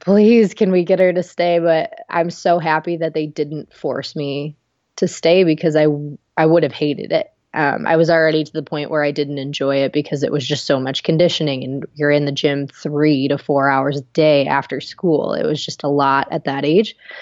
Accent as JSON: {"language": "English", "region": "Ohio", "country": "United States", "tie": "born or raised there", "also_born_or_lived": "Knoxville", "moved": "as an adult", "said": "we grew up together in Ohio"}